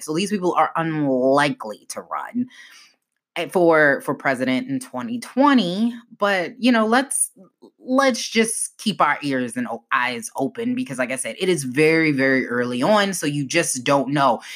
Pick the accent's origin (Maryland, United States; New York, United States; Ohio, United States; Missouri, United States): Maryland, United States; a former congressman from Maryland, my home state